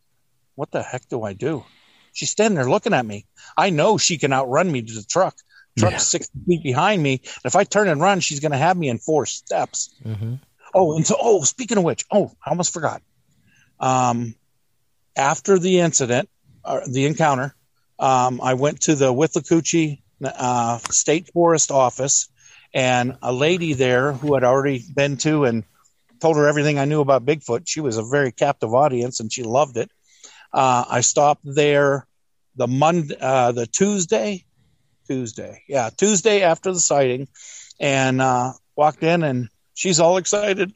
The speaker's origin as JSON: {"language": "English", "region": "Pennsylvania", "country": "United States", "tie": "born or raised there", "moved": "yes", "said": "I'm from Pennsylvania. I grew up in a day when you could go out spotting and see 200 deer"}